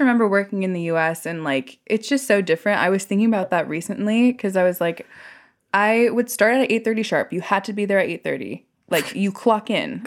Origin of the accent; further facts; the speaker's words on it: Silicon Valley, California, United States; I grew up in the Silicon Valley where literally you are trained to live to work